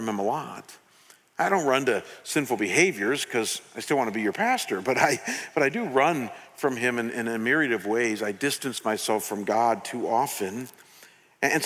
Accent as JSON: {"language": "English", "country": "United States", "tie": "born or raised there", "said": "a junior in high school in a secular town in America in a secular home"}